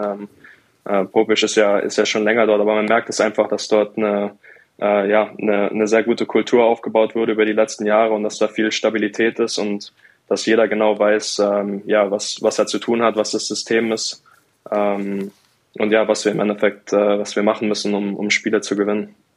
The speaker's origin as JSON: {"language": "German", "town": "Mannheim", "region": "Baden-Württemberg", "country": "Germany", "tie": "born or raised there", "moved": "as an adult", "lives_now": "Bremerhaven, Germany", "said": "mein Elternhaus in, in Mannheim, wo ich aufgewachsen bin"}